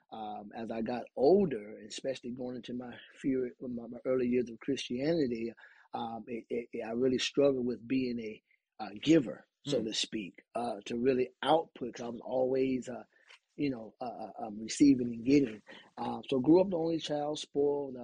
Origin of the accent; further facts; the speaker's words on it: Augusta, Georgia, United States; I grew up there in Augusta, Georgia.